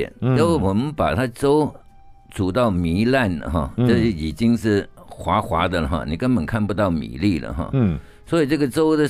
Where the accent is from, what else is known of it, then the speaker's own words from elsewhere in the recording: Hong Kong; now in Taipei, Taiwan; 我香港出生